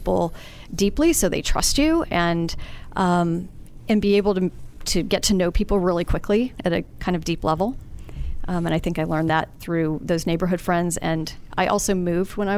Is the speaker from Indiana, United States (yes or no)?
yes; Columbus, Indiana, United States; I grew up in Columbus, Indiana.